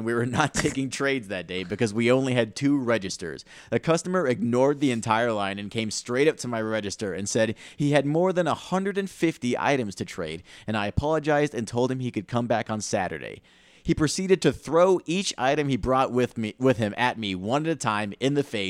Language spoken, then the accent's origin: English; Omaha, Nebraska, United States; born or raised there; now in Texas, United States